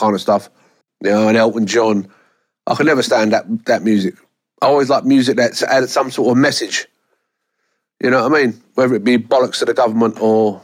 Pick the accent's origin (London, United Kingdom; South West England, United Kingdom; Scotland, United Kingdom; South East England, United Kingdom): London, United Kingdom; I was born in Hackney and I still live in Hackney